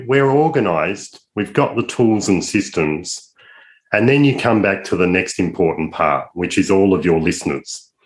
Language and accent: English; Australia; I'm an Aussie